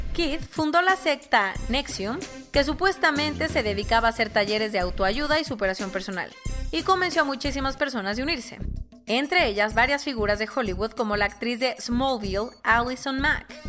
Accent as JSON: {"language": "Spanish", "country": "Mexico"}